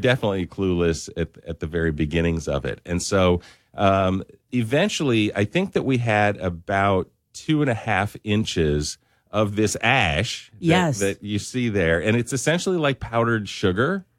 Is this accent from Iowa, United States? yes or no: no; Spokane, Washington, United States; now in Lafayette, United States; I'm originally from Spokane, Washington